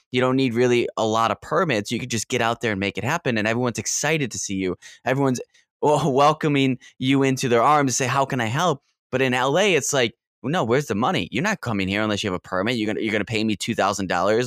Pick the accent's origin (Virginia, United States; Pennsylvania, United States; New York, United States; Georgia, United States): New York, United States; Rochester; Rochester, New York, which is my hometown